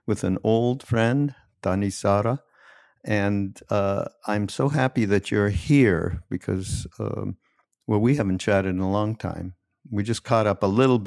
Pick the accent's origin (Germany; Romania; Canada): Canada; I'm from Canada